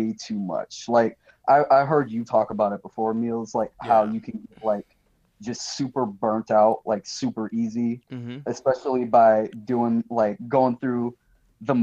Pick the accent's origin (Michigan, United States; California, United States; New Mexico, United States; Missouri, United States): Michigan, United States; moved away as an adult; I'm from Michigan originally, went straight out of high school into the Air Force